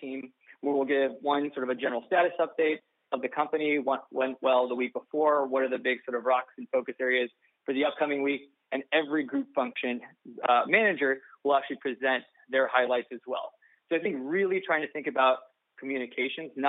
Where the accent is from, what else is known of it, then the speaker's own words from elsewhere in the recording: Southern California, United States; I'm from Southern California